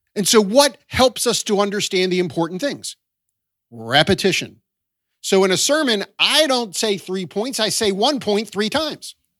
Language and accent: English; Baltimore, Maryland, United States; also born or lived in Boston area / southern Chester County, Pennsylvania / New York area; now in New York, United States; I was raised in Baltimore